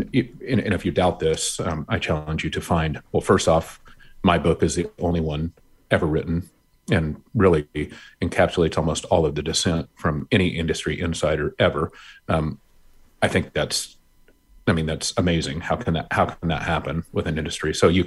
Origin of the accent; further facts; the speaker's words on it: Montana, United States; We've seen it in Michigan and Kentucky and Virginia, my home state of Montana.